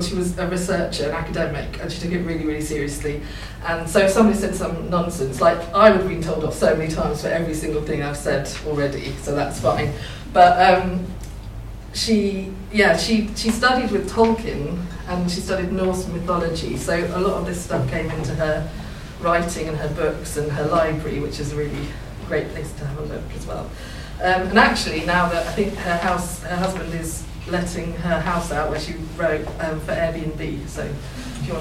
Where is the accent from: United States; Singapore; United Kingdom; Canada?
United Kingdom; Thurlton, near Haddiscoe/Norfolk marshes, East of England; also born or lived in Norwich; I grew up in Thirlton, which is like on the marshes near Edam